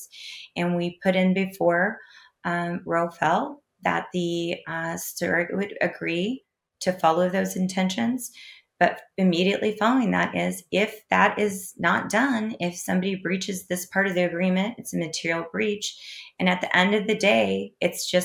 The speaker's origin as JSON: {"language": "English", "region": "Kansas", "country": "United States", "said": "in my home state, the fine citizens of Kansas"}